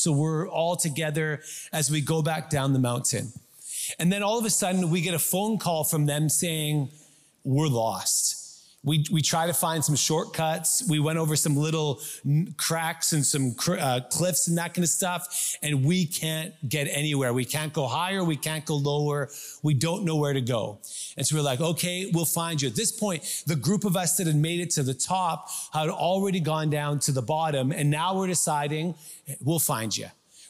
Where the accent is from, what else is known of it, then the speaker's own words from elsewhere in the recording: South East England, United Kingdom; We're Scandinavian, good Swedes. We're good on mountains and forests. No problem. Although we grew up in Surrey.